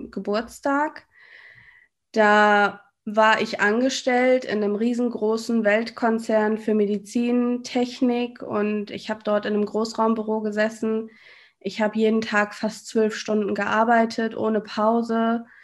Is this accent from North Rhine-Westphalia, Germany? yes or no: yes; North Rhine-Westphalia, Germany; das hast du schon gesagt. Ich bin 34 Jahre alt und ich komme aus NRW. Ich wohne in der Nähe von Düsseldorf, in einem kleinen Städtchen namens Willig.